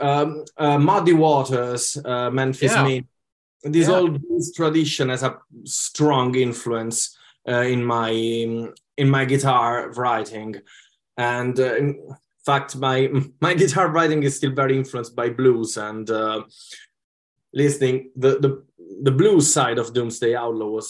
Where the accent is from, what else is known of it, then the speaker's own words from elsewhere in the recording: Italy; now in United Kingdom; growing up in Italy, obviously, allowed me to have influences from my country's music as well